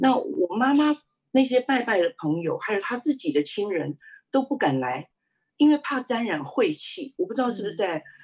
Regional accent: Taiwan; 我是在台湾出生的，呃，我的家里是一个拜偶像的家庭，虽然我们不是一个，呃，富有的家庭，但是却是一个和乐的家庭

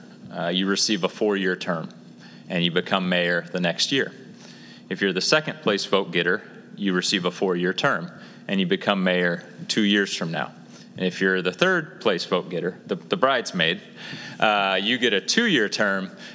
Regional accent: Lawrence, Kansas, United States; I grew up in Lawrence. I went to KU

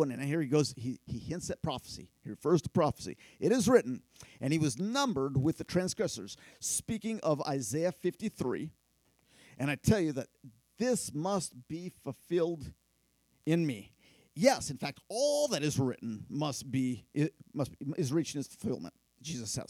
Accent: Philippines; But in my tribe where I grew up in the Philippines, we use machetes to cut our fingernails

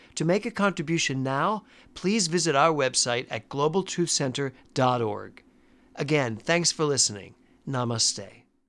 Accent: Philadelphia, Pennsylvania, United States; moved away as an adult; now in New York City, United States; I grew up in Tacony in Philadelphia

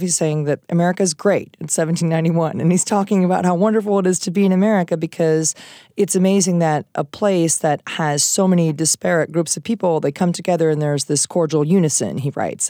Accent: Iowa, United States; moved away; I'm from Iowa originally

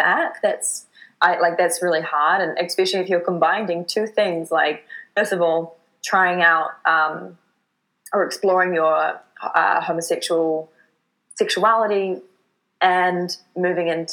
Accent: New Zealand; moved away as an adult; now in Vancouver, Canada; my home in New Zealand

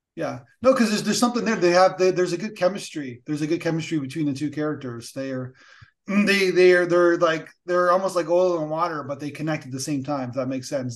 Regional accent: Canada; a Canadian who we like regulations

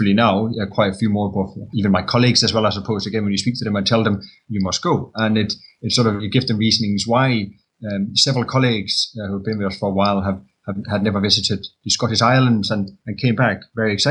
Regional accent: Denmark; moved away as an adult; also born or lived in London; now in Scotland, United Kingdom; I'm from Denmark, a very small country. We were brought up basically seeing what's on your doorstep

